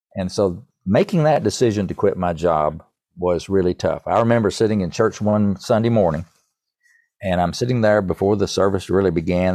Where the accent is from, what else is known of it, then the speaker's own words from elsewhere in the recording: East Tennessee, United States; accent: East Tennessee; my East Tennessee accent